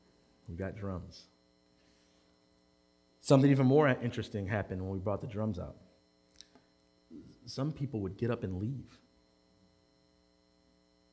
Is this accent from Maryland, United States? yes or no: yes; Baltimore, Maryland, United States; in West Baltimore City, I grew up at a Presbyterian church